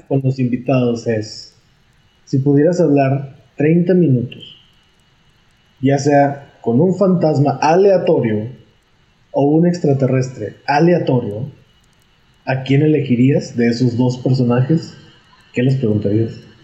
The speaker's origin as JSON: {"language": "Spanish", "town": "Monterrey", "region": "Nuevo León", "country": "Mexico", "said": "soy de Monterrey"}